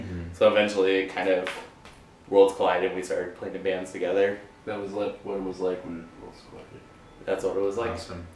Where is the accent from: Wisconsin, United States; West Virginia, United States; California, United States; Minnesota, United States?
Wisconsin, United States; Green Bay; We're both from Green Bay.